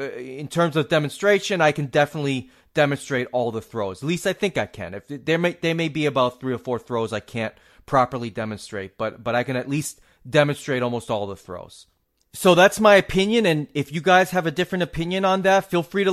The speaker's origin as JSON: {"language": "English", "region": "New England", "country": "United States", "tie": "born or raised there", "said": "I'm a New England native."}